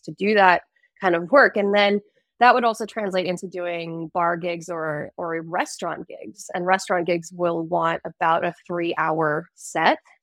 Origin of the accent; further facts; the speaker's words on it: United States; Americans we can't say just um like we can't say that we're from the United States